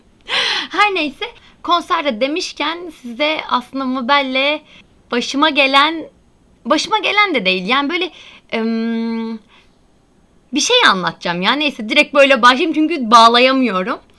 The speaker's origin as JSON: {"language": "Turkish", "region": "Antalya", "country": "Turkey", "said": "ben bir de Antalyalı olarak"}